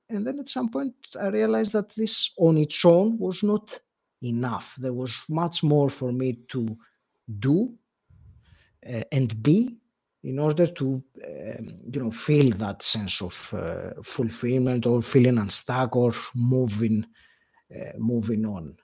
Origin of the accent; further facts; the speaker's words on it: Greece; moved away as an adult; also born or lived in England; now in United Kingdom; I moved from, uh, Greece, my home country, to England, and that was something that I did in my mid-thirties